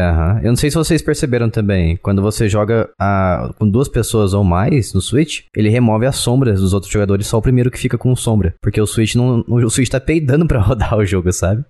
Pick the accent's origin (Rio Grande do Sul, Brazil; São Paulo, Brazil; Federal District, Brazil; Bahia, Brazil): São Paulo, Brazil; eu sou do estado de São Paulo